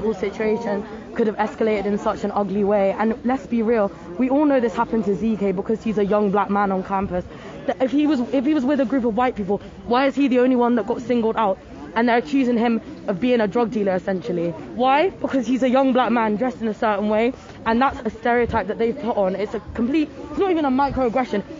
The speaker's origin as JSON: {"language": "English", "region": "London", "country": "United Kingdom", "said": "I'm from London"}